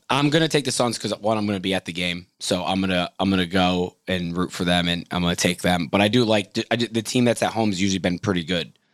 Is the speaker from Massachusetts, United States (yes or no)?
yes; Boston, Massachusetts, United States; my hometown team, the Celtics